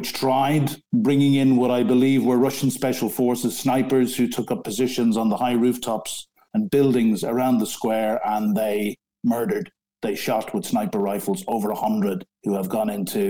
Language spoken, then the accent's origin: English; Ireland; moved away as an adult; now in London, United Kingdom; I'm an Irishman, but I've lived in this great country for 34 years.